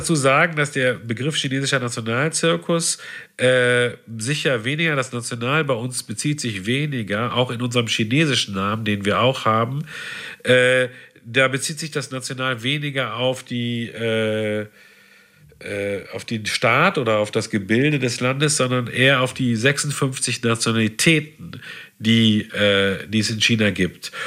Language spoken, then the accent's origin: German; Havixbeck, North Rhine-Westphalia, Germany; also born or lived in Münster; natürlich habe ich nicht Havixbeck gesagt